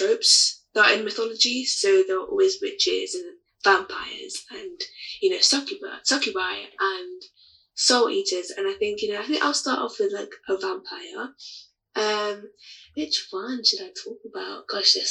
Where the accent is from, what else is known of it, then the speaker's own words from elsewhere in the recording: United Kingdom; I'm from the UK, but I'm originally Nigerian